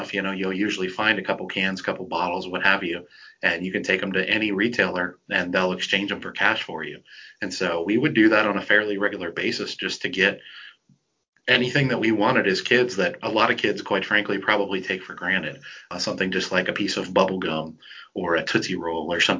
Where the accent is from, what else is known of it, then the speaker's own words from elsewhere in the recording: Flint, Michigan, United States; I grew up in Flint, Michigan, which is a pretty rough area in the United States.